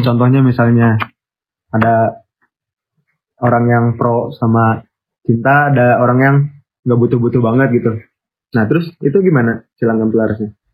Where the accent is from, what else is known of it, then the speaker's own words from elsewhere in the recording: Bandung, West Java, Indonesia; kita dari Bandung